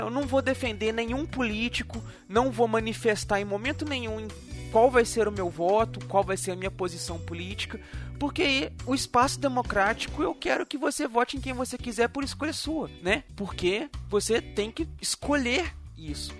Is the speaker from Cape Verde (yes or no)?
no; Brazil; nós brasileiros temos a capacidade de querer uma coisa